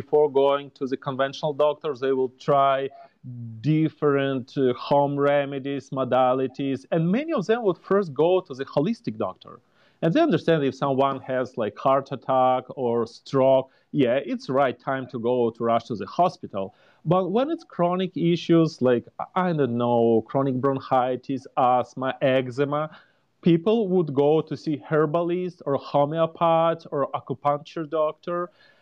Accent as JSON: {"language": "English", "country": "Ukraine", "moved": "as an adult", "lives_now": "Indianapolis, United States", "said": "Originally, I'm from Ukraine"}